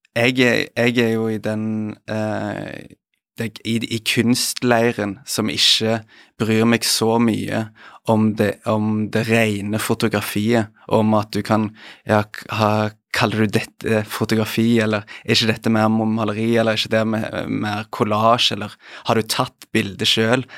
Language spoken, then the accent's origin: Norwegian; Stavanger, Rogaland, Norway; moved away; er hjemme i Stavanger